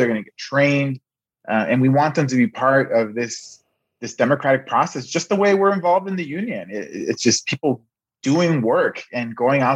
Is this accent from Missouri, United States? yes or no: no; Los Angeles, California, United States; I was born and raised in South Central Los Angeles